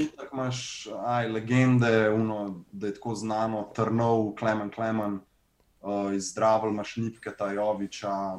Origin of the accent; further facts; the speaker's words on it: Ljubljana, Central Slovenia, Slovenia; ne vem, če sem kdaj preselil drugam. Uh, ven eh, iz Bežigrada